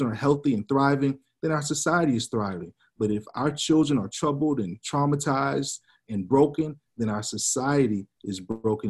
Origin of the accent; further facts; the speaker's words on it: Georgia, United States; also born or lived in Tacoma, Washington; back in my home state of Georgia